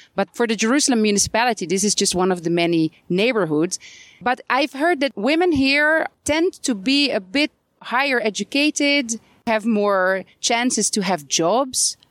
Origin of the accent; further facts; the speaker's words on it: Netherlands; now in Beit Safafa; I come from the Netherlands